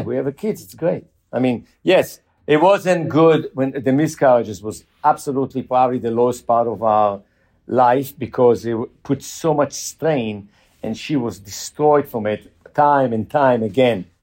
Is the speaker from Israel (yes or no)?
yes; Jerusalem, Jerusalem District, Israel; moved away as an adult; we grew up in Jerusalem.